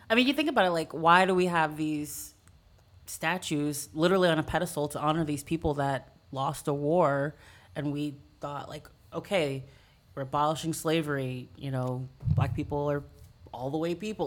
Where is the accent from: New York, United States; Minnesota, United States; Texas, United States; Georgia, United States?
Texas, United States; San Antonio; moved away as an adult; also born or lived in Chicago; now in New Orleans, United States; I grew up mostly in San Antonio